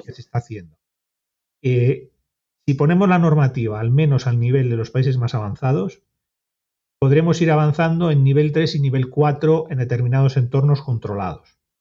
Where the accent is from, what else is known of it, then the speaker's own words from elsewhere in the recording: Santander, Cantabria, Spain; yo que soy de Santander